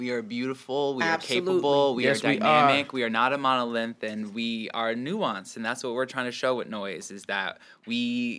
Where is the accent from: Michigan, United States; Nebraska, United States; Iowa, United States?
Nebraska, United States; Omaha; I'm born and raised here. And a big thing I learned is that, you know, I grew up in North Omaha very specifically